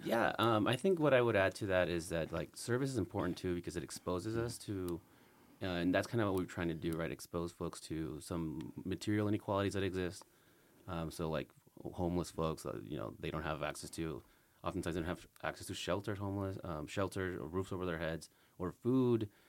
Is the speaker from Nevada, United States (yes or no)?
yes; Las Vegas, Nevada, United States; also born or lived in California; as a Vegas native, my s, well, I was born in California, but I've been here for most of my life